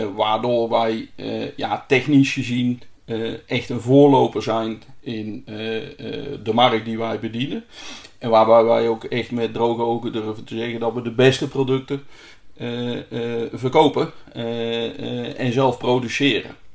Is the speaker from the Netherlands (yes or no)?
yes; central Netherlands, Netherlands; ik kom zelf uit Midden-Nederland